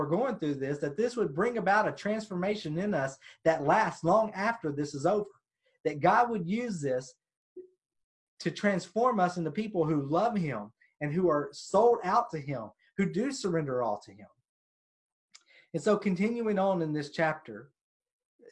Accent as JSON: {"language": "English", "country": "United States", "said": "especially here in America, speaking as an American Christian"}